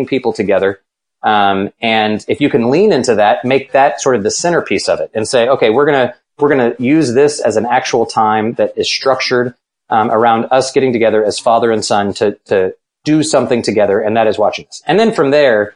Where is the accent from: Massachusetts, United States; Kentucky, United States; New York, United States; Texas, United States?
Texas, United States; I was born in Texas.